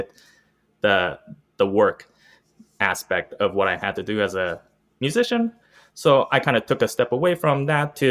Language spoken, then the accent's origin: English; Columbus, Ohio, United States; I was born in Columbus, Ohio. Grew up with musical parents